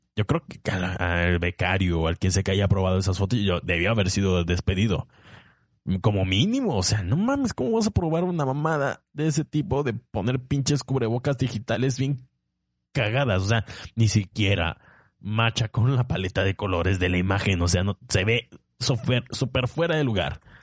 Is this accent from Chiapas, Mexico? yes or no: yes; Tapachula, Chiapas, Mexico; also born or lived in Puebla / Tabasco; yo soy chiapaneco, nací en Tapachula